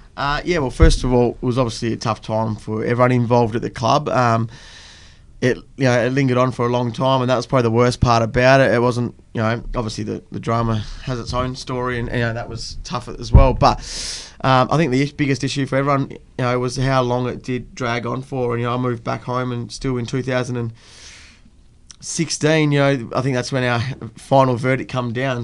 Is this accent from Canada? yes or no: no; Fremantle, Western Australia, Australia; I grew up around locally around um, sort of Coogee way, and then um, went to school at CBC and then obviously played my footy through at South Fremantle